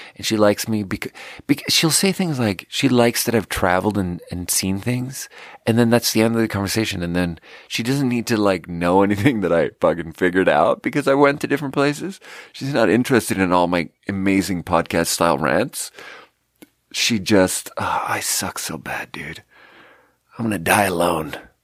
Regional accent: Sweden; moved away; I happen to be born in Sweden

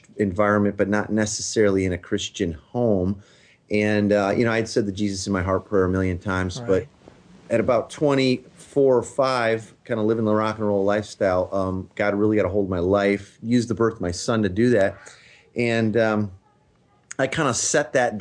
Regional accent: Chicago, Illinois, United States; moved away as an adult; now in Tacoma, United States; I grew up in the Chicago area. I lived there till about a decade ago.

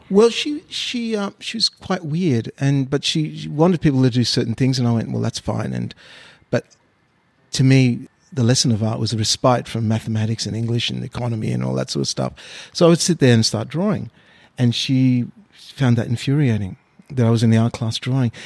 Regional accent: Australia; also born or lived in Mauritius; now in Sydney, Australia; I was born in Mauritius. Uh, I uh, came to Australia in 1971 when I was six years old

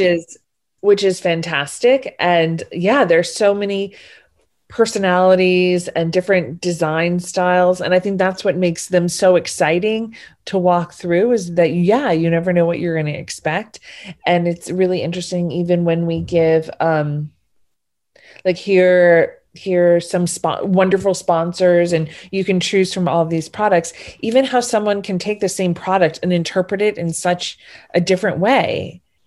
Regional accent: New Orleans, Louisiana, United States; I'm from New Orleans, so it's not the biggest city in the country

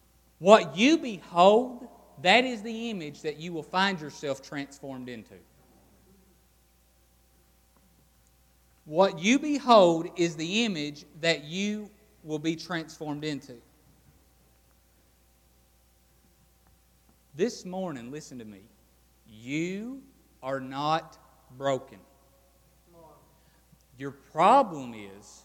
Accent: Appalachia, United States; growing up in Appalachia where poverty is written on most people's hearts

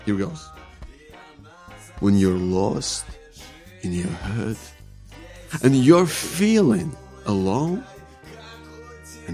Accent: Ukraine; now in Melbourne, Australia; I live in Melbourne, Victoria. I grew up in Ukraine.

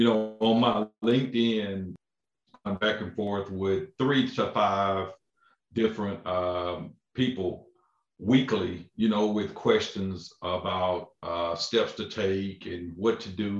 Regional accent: Crockett, Texas, United States; also born or lived in Lufkin, Texas; I'm originally from Crockett, Texas

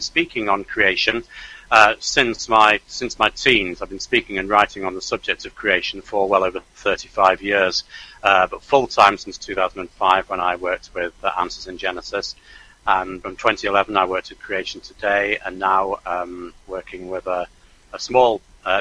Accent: Manchester, North West England, United Kingdom; moved away as an adult; also born or lived in South Wales; I'm English. I was born in Manchester in the north of England.

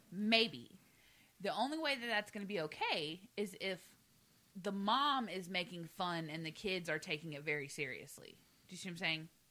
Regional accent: the South, United States; moved away; I'm from the South. I spent 25 years in the South. Okay, I know these people. I was raised with these people.

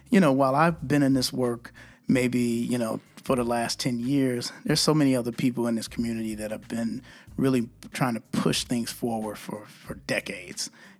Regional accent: Austin, Texas, United States; You know, and I'm not just saying that because I'm from Austin and I'm, you know, an Austinite.

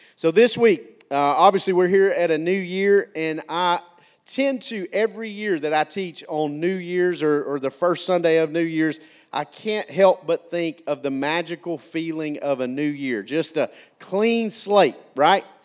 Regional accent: McCalla, Alabama, United States; I came from McCalla, Alabama

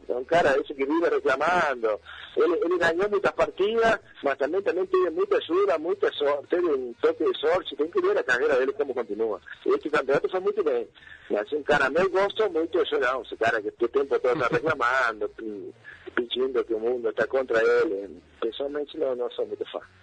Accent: Paraná, Entre Ríos, Argentina; Portuguese is a second language; moved away as an adult; also born or lived in Santa Fe, Argentina; now in Porto Alegre, Brazil; Eu, eu nasci na cidade de Santa Fé, capital do estado de Santa Fé, mas sempre morei em Paraná, a capital de Entre Rios

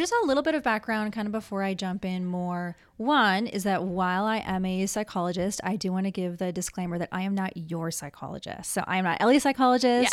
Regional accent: Minneapolis, Minnesota, United States; moved away as an adult; also born or lived in Southern California; now in Honolulu, United States; I was born and raised in the Twin Cities.

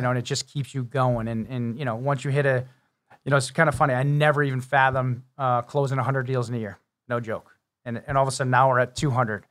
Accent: Connecticut, United States; also born or lived in Massachusetts; I lived in Connecticut all my life

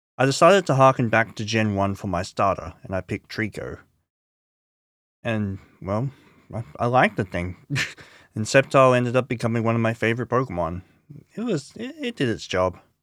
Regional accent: Scarborough, Queensland, Australia; also born or lived in Kippa-Ring; my first year of Scarborough State School, which I moved to from Kippering State School in two thousand

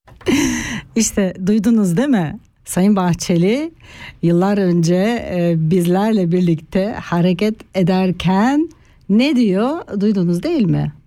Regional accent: Turkey; moved away as an adult; now in Switzerland; Ben 30 yaşına kadar Türkiye'de büyüdüm, Türkiye'de yaşadım

